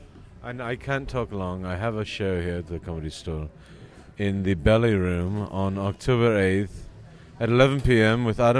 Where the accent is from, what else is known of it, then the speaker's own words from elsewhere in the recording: England, United Kingdom; I'm from England.